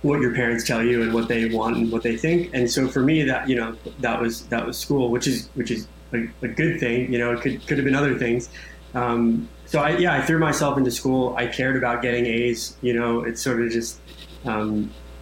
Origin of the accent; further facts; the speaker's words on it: Orlando, Florida, United States; grew up in sunny Orlando, Florida